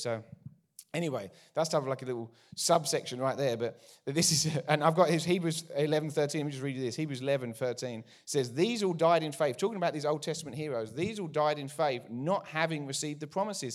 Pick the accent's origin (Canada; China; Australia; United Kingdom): United Kingdom; accent: English; moved away as an adult; now in United States; I'm from out east, way out east, from the U K originally, moved here thirteen years ago. Haven't lost our accents